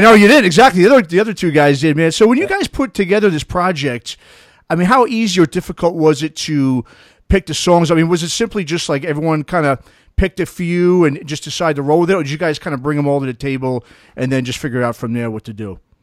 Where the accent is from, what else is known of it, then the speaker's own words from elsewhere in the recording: New York, United States; growing up in New York